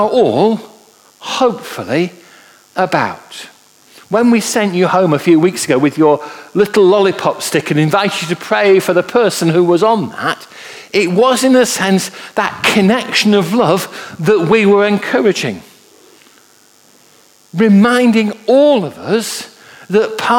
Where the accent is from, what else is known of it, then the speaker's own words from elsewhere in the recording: Manchester, North West England, United Kingdom; I was brought up in Manchester, and I can remember as a lad being taken into Manchester